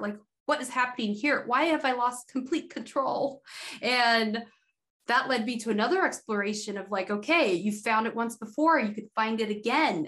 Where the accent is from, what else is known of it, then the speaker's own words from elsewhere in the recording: Idaho, United States; I grew up in Idaho being like the only black girl in my school from when I can remember until like 11th grade.